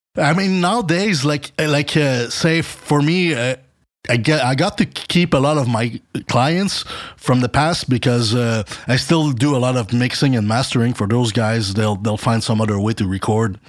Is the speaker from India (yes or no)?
no; Montreal, Quebec, Canada; moved away as an adult; now in Dallas, United States; I'm from Montreal.